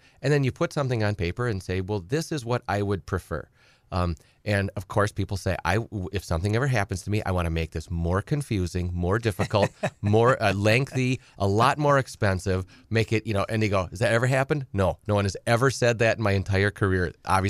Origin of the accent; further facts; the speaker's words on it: Edgar, United States; You know, I've said many times on the show, I grew up on a small farm. I'm from Edgar originally.